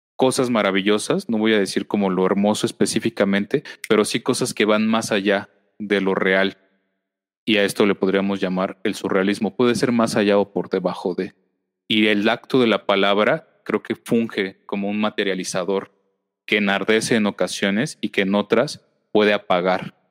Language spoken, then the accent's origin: Spanish; Mexico; lo que vivimos constantemente como sociedad mexicana